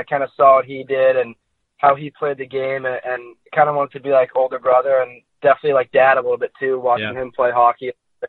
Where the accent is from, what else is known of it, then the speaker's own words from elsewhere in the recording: Chatham, New Jersey, United States; moved away; also born or lived in Red Bank, New Jersey / Muskegon; I'm from Chatham, New Jersey. I was born in Red Bank, but I kind of grew up in Chatham, New Jersey.